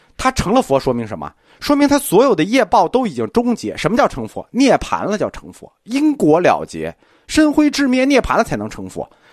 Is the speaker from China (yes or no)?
yes; China; 我们中国人觉得